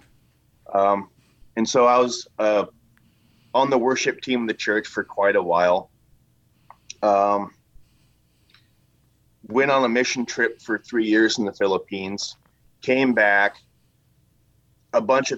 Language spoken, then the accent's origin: English; Washington, United States; I'm a native of Washington